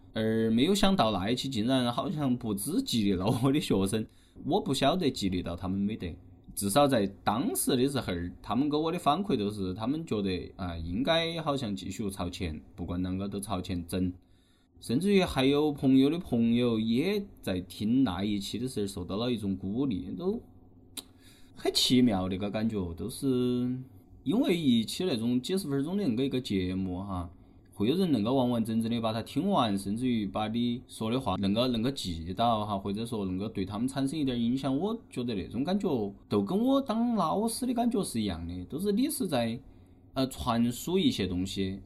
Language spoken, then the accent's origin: Chinese; Chongqing, China; 我们都是作为重庆人本地人